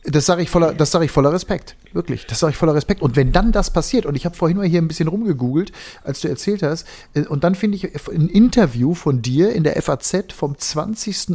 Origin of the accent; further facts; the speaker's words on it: Ennepetal, North Rhine-Westphalia, Germany; Ich komme aus der Ecke, wo Ralf Waldmann herkam. Ähm, und bin als Kind, ähm, wir waren immer sehr stolz auf unseren Ennepetaler Ralf Waldmann